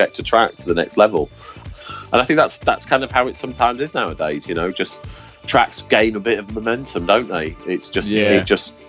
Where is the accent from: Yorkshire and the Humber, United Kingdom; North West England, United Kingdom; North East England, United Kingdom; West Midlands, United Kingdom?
Yorkshire and the Humber, United Kingdom; I'm from Yorkshire, so I like the pub